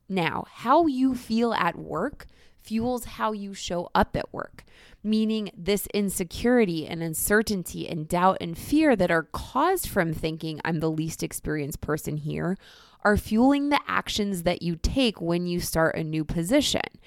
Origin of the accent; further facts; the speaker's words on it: Northeast Ohio near Cleveland, United States; moved away as an adult; now in New York City, United States; I grew up in Northeast Ohio near Cleveland